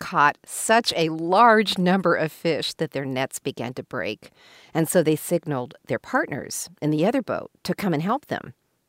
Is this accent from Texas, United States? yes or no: yes; Houston, Texas, United States; I'm from Houston, Texas